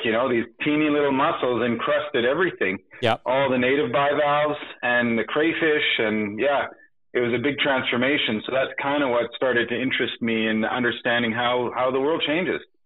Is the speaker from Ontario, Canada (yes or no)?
no; Montreal, Quebec, Canada; I was born in Montreal